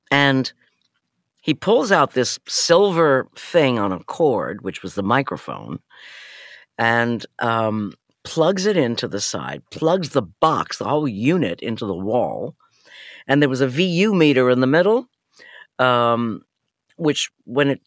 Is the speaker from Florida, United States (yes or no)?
no; New York City, New York, United States; moved away as an adult; also born or lived in London, United Kingdom; of family from Europe that I grew up with in New York City.